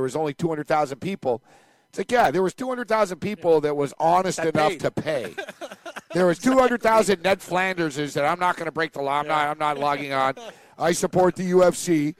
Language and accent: English; Aberdeen, Scotland, United Kingdom; I'm from Aberdeen.